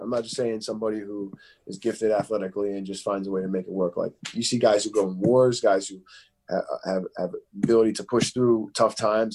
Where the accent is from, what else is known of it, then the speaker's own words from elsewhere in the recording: Philadelphia, Pennsylvania, United States; also born or lived in Chester, Pennsylvania; I was born in Philadelphia, and then I moved out to Chester for a little bit